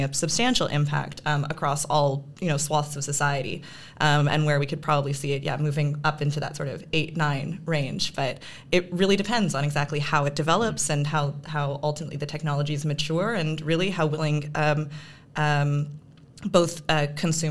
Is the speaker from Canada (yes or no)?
yes; Canada; moved away; I'm a Canadian